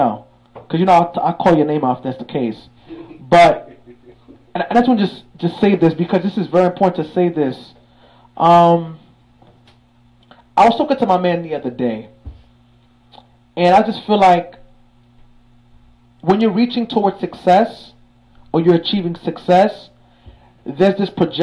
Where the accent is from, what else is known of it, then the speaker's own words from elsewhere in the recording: New York City, New York, United States; two Haitian black brothers, young, you feel me? One came from the Floss, I came from Crown Heights